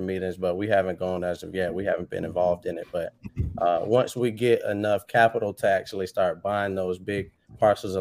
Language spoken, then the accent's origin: English; Cocoa, Florida, United States; also born or lived in Rockledge, Florida / Palm Bay, Florida; I'm from Cocoa